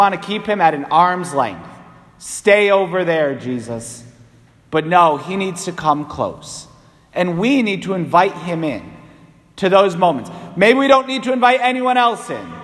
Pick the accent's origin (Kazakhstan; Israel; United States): United States; New England; as an Irish Catholic New Englander